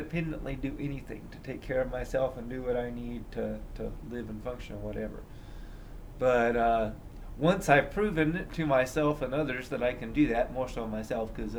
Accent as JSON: {"language": "English", "region": "Indiana", "country": "United States", "tie": "born or raised there", "said": "I grew up in Indiana"}